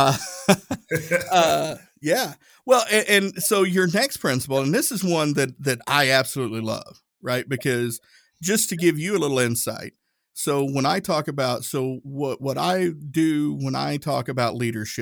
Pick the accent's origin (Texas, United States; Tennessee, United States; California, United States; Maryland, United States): Tennessee, United States; I grew up Southern Baptist. I'm from Tennessee